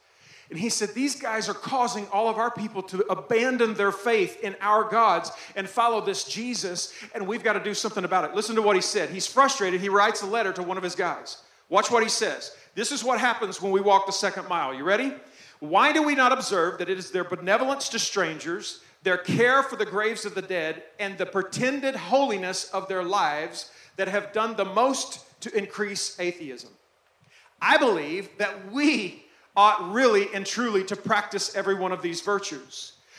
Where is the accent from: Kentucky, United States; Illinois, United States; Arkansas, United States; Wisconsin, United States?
Arkansas, United States; also born or lived in Texas; I'm from Texas. I'm from Arkansas before that. We lose everything in Arkansas.